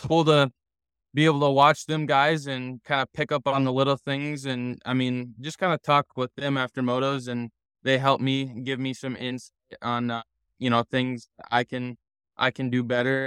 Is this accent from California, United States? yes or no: no; Minnesota, United States; growing up in Minnesota